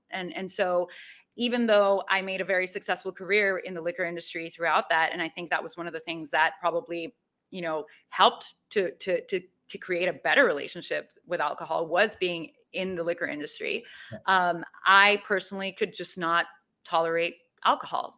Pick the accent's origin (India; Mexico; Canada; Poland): Mexico; Mexico City; I am originally from Mexico City.